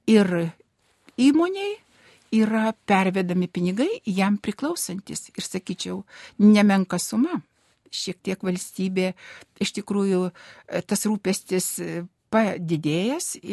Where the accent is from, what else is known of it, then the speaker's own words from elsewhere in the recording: Dzūkija, Lithuania; moved away; iš, iš mano tėviškės, iš Dzukijos.